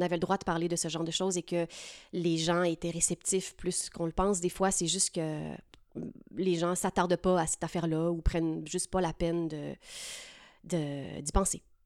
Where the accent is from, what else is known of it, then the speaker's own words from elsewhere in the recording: Lac-Beauport, Quebec, Canada; moved away as an adult; also born or lived in Saint-Hyacinthe; now in Montreal, Canada; je suis originaire de Lac-Beauport, une petite municipalité charmante dans la nature près de Québec City.